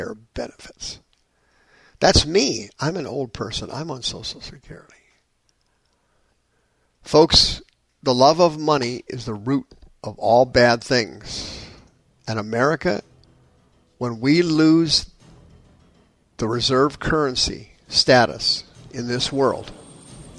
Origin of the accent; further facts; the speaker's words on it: Anaheim, California, United States; moved away; I'm from Anaheim.